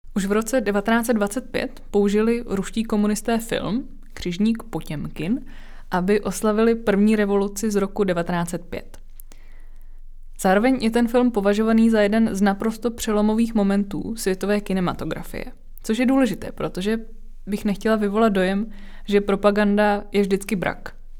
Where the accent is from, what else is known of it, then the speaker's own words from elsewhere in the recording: Czechia; my jako Češi se třeba vztahujeme k praotci Čechovi